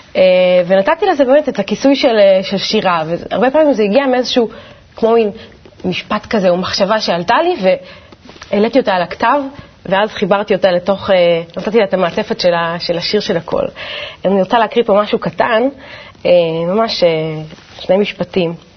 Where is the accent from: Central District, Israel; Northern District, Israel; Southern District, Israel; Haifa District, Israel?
Central District, Israel; Ganei Tikva; גדלתי בגני תקווה, במשפחה מסורתית